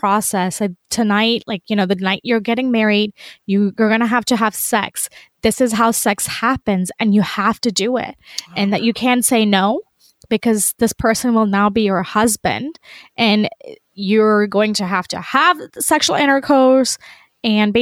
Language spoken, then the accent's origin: English; Pakistan; I'm Pakistani, I'm Muslim, and in our culture, in our household